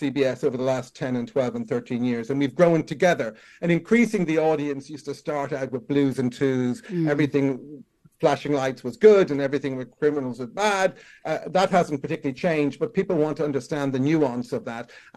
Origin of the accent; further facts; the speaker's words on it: Ireland; moved away; I started out growing up in Ireland